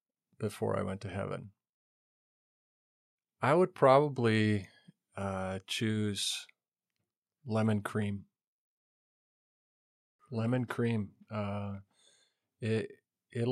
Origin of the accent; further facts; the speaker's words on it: Montana, United States; Who am I? I grew up in Western Montana